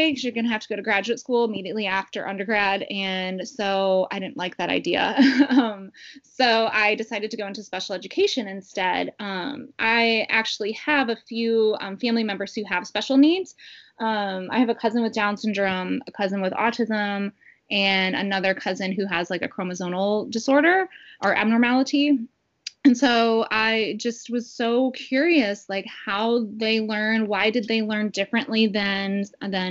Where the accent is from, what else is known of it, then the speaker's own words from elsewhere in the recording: St. Louis, Missouri, United States; now in Ohio, United States; I am originally from St. Louis